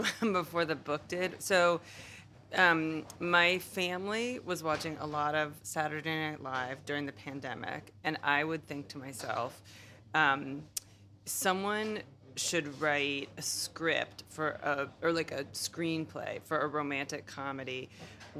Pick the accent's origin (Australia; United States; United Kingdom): United States; for me as an American